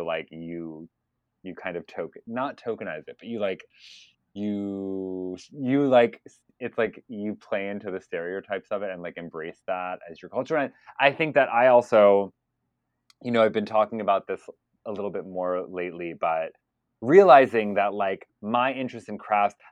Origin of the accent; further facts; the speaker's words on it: United States; an American Palestinian